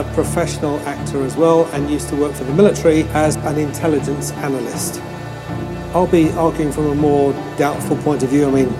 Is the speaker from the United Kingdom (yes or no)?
yes; United Kingdom; Because that's what we say in Britain, don't we?